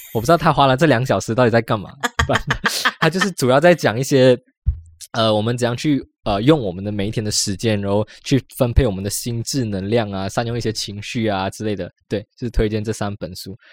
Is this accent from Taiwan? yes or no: no; Malaysia; 我们马来西亚的一些文化